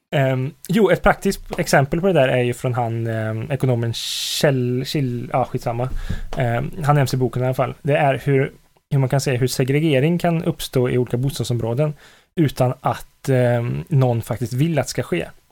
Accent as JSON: {"language": "Swedish", "town": "Karlstad", "region": "Värmland", "country": "Sweden", "said": "jag kommer från Karlstad"}